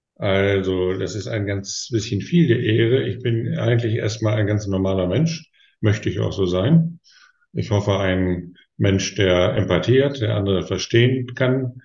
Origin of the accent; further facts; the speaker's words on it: Osnabrück, Lower Saxony, Germany; meiner Heimatstadt Osnabrück